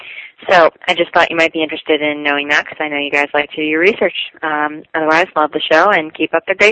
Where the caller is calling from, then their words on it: California, United States; I'm calling from California.